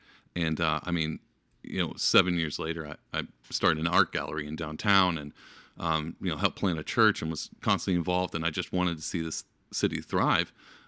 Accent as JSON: {"language": "English", "region": "East Texas", "country": "United States", "moved": "as an adult", "lives_now": "Albany, United States", "said": "I've lived in Albany for, not consecutively, but 7 years total now. Me and my wife moved up here in 2011, and we're from small town, Texas, East Texas."}